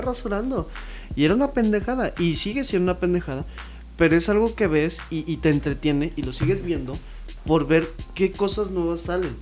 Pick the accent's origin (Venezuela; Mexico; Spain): Mexico; identificarse como mexicano